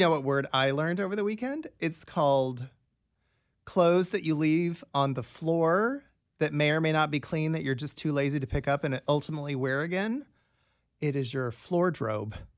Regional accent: Des Moines, Iowa, United States; now in Kansas City, United States; my hometown of Des Moines

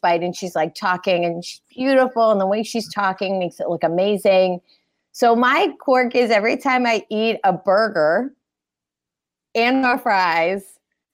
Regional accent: Fort Lauderdale, Florida, United States; also born or lived in Philadelphia, Pennsylvania; born in Philly, raised in Florida

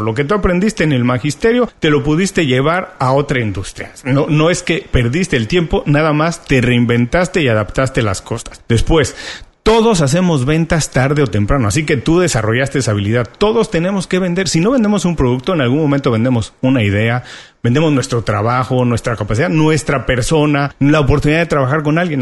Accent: Mexico; en México, de donde soy originario

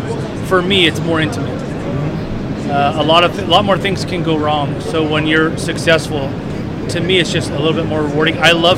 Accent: New Jersey, United States; now in Northern California, United States; New Jersey.

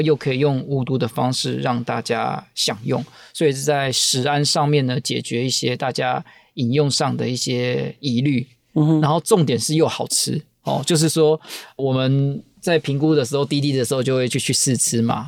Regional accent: Taiwan; 我们台湾人

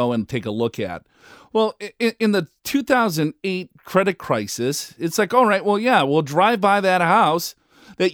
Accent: Minneapolis, Minnesota, United States; now in San Diego, United States; I live here in San Diego, and I'm originally from Minneapolis.

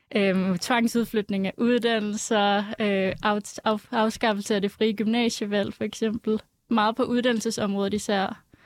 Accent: Aalborg, North Denmark Region, Denmark; now in Copenhagen, Denmark; jeg er opvokset i Aalborg

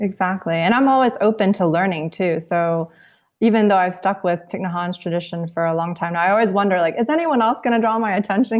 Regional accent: United States; I'm Chinese American, and, and that's kind of the way I grew up

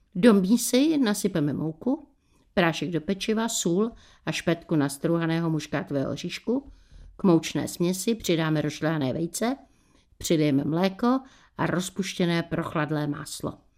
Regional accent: Bohemia, Czechia; u nás v Čechách

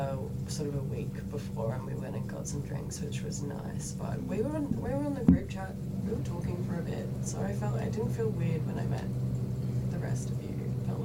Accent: Brisbane, Queensland, Australia; now in Melbourne, Australia; I'm originally from Brisbane, but I live in Melbourne now.

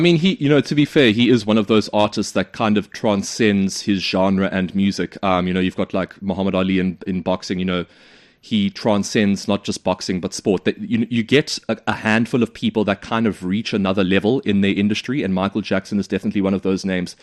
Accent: South Africa; South Africa, my home country.

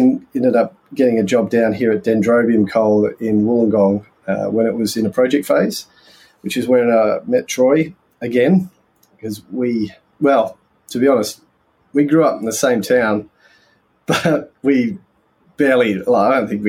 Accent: England, United Kingdom; now in Australia; We came out from England, so he was underground longwall mining in England, and came out here and we moved to Lithgow.

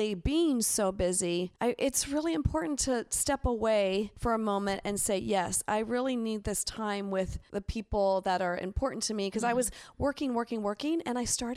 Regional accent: Pennsylvania, United States; moved away; also born or lived in Los Angeles; I grew up in Pennsylvania.

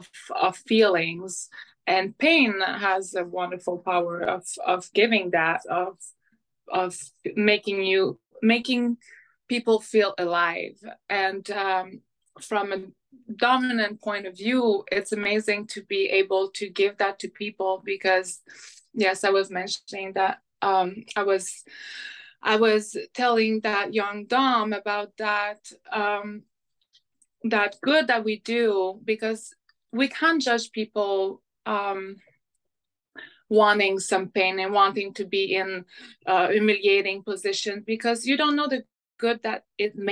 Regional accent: Montreal, Quebec, Canada; first language French; English is a second language; now in Vancouver, Canada; I'm from Montreal

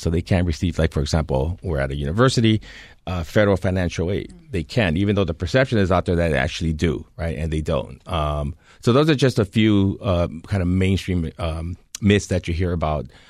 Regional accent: California, United States; moved away; my home state of California

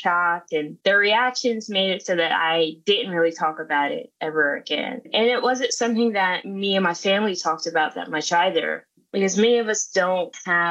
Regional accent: South Carolina, United States; I grew up in South Carolina

